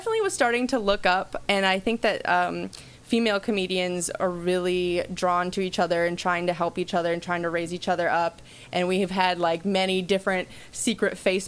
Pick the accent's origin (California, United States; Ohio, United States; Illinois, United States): Illinois, United States; Chicago; moved away as an adult; now in Los Angeles, United States; I'm from Chicago, so I grew up going to Second City